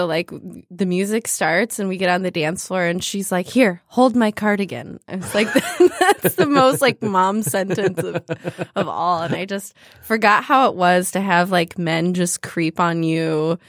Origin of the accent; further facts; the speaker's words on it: Farmington Hills, Michigan, United States; Oh, yeah. Okay. I grew up in Metro Detroit, Farmington Hills.